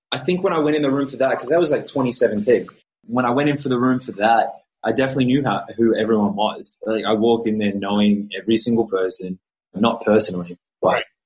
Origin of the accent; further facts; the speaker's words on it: Australia; first language English; I'm Australian.